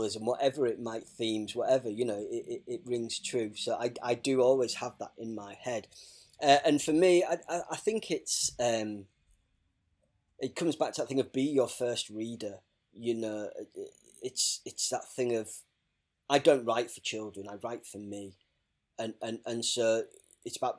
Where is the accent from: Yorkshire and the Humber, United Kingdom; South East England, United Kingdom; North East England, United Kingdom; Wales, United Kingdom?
Yorkshire and the Humber, United Kingdom; Hull; I grew up in Hull